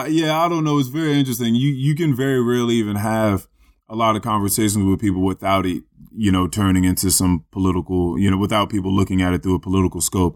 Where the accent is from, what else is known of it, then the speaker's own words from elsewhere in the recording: United States; Like, I'm an American. I have my fucking rights.